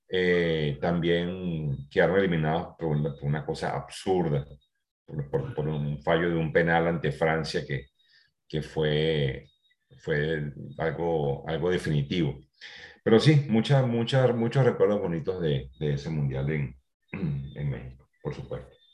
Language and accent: Spanish; Venezuela